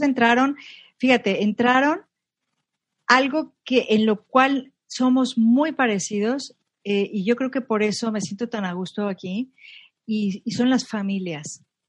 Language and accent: Spanish; Monterrey, Nuevo León, Mexico; born or raised there; moved away as an adult; also born or lived in Mexico City / Zurich; now in Madrid, Spain